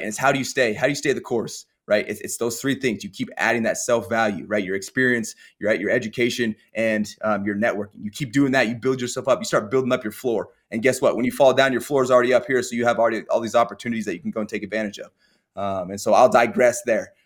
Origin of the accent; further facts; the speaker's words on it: Colorado, United States; I grew up in Colorado